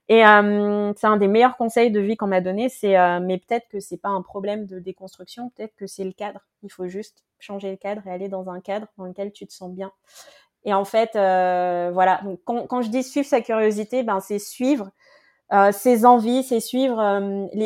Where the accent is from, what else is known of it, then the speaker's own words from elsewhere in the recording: Paris, Île-de-France, France; Et elle l'a juste fait parce que elle savait que je venais de Paris.